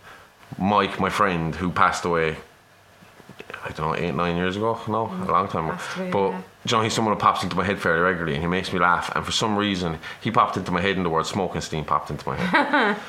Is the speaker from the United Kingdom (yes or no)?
no; Ireland; brought up a Catholic because I'm Irish